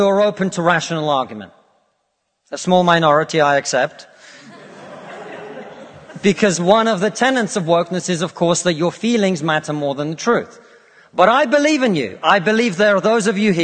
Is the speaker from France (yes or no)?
no; Russia; now in United Kingdom; I come from Russia, which is not a poor country